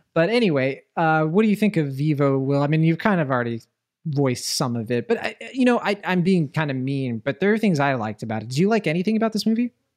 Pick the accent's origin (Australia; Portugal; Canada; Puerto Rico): Puerto Rico; I'm from Puerto Rico.